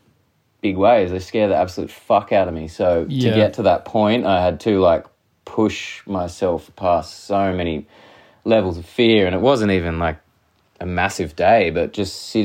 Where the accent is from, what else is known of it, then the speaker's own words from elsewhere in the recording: Tasmania, Australia; I'm from Tasmania. I grew up with all my friends surfing it.